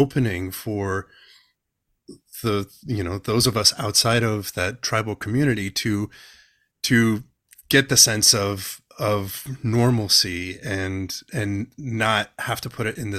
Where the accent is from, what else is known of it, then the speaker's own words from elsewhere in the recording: California, United States; I was born and raised in California as well. And I'm in Northern California.